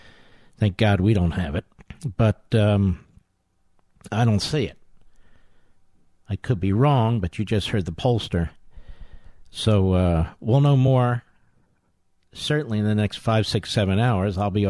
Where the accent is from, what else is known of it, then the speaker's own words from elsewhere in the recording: United States; I'm an American. I'm not that familiar with Israeli politics